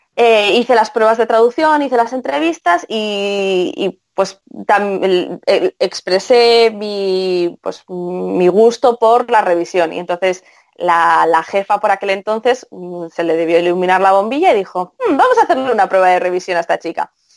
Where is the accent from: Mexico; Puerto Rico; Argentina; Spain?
Spain; soy española